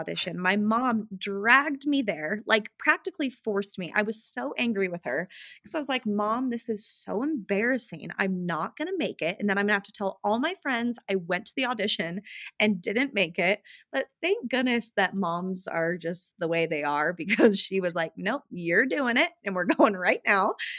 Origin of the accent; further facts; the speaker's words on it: Utah, United States; also born or lived in West Hollywood, California; I grew up in Utah and all of my family is here